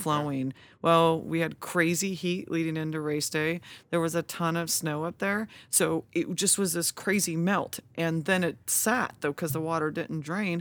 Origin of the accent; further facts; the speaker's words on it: Lodi, California, United States; also born or lived in Sacramento, United States; now in Auburn, United States; was born and raised in Lodi, but I moved to Sacramento and went to school, lived downtown, and, um, and then moved from there to Auburn to live